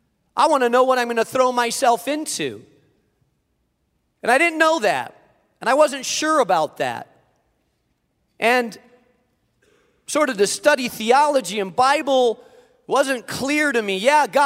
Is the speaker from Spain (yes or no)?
yes; Spain; I grew up in Spain, so it's actually the southern tip of Spain, right above Africa, and there is some nice weather there.